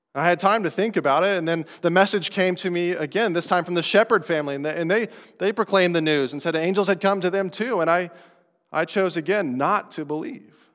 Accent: Estes Park, Colorado, United States; accent: non-New Englander; now in New England, United States; I'm from Colorado. from the mountains of Colorado, a little town called Estes Park

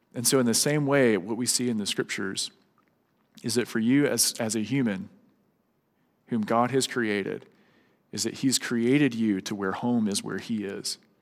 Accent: Louisiana, United States; moved away; whenever Sarah and I go back to Louisiana, like for holidays, uh, it's really weird for me to drive past my old childhood home

